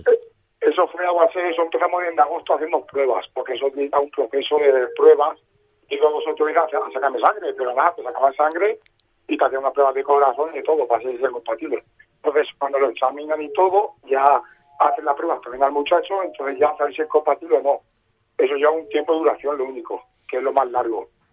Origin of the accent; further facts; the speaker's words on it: Albacete, Castilla-La Mancha, Spain; soy de Albacete